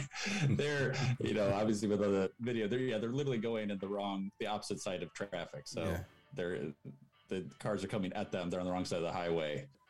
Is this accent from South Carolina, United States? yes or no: no; Chicago, Illinois, United States; I'm from the Chicago area